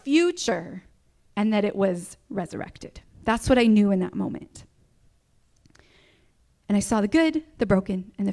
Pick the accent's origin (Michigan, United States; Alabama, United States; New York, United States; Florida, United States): Michigan, United States; I grew up in Michigan, grew up on the ranch, loved my life there for many, many years